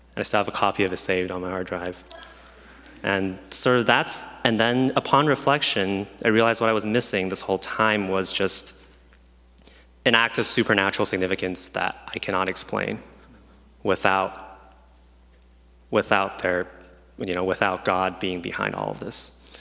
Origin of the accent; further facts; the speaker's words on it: Beijing, China; also born or lived in Vancouver, Canada; now in Chicago, United States; I was born in Beijing, China